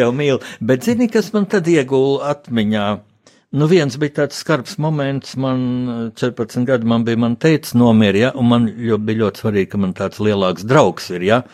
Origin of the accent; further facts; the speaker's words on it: Riga, Latvia; es jau tā kā rīdzinieks